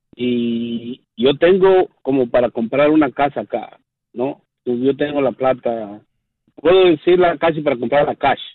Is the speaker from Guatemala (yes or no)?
yes; Guatemala; now in Westchester, United States; soy de Guatemala